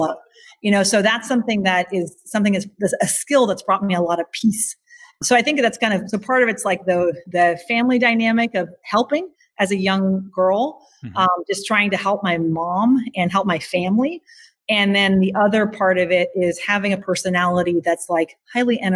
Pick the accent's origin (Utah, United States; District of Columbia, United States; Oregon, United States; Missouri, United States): Oregon, United States; Eugene; also born or lived in Bavaria, Germany; I left that farm when I was 3. So I was very small. I definitely I grew up then in Eugene, Oregon